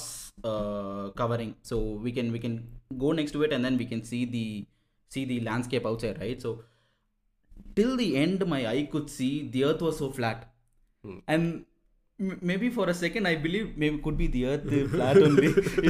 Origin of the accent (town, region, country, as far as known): Coonoor, Tamil Nadu, India; born or raised there; now in Chennai, India